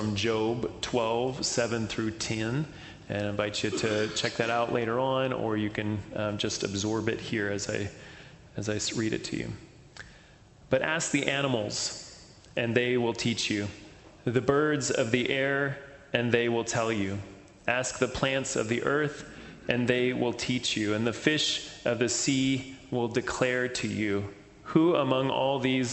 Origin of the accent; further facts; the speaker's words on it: Texas, United States; I grew up in Texas